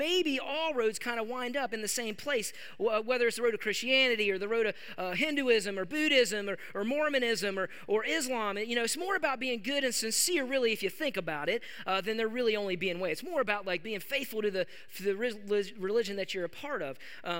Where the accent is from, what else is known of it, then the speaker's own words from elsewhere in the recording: West Virginia, United States; Like, of course, I mean, that's how I grew up. I'm from West Virginia.